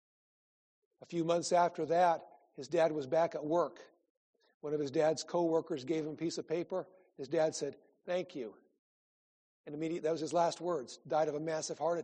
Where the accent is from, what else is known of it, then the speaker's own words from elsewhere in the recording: Iowa, United States; moved away; I grew up in Iowa